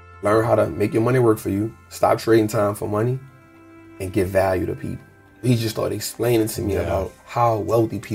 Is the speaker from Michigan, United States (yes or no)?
no; New Orleans, Louisiana, United States; born and raised in New Orleans